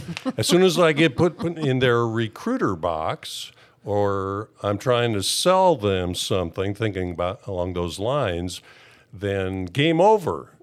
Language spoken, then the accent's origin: English; Wisconsin, United States; moved away as an adult; also born or lived in California; I grew up in Wisconsin, and, uh, when I was nineteen, I moved to California.